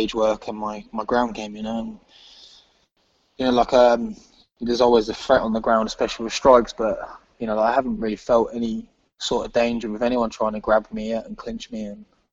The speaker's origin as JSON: {"language": "English", "region": "England", "country": "United Kingdom", "said": "obviously I'm English"}